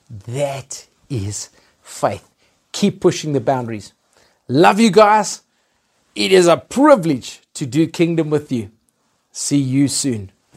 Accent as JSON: {"language": "English", "country": "Zimbabwe", "tie": "born or raised there", "moved": "yes", "lives_now": "Johannesburg, South Africa", "said": "I was born in Zimbabwe"}